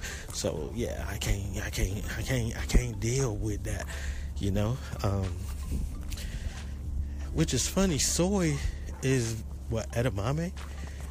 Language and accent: English; the South, United States; I was born down here in the South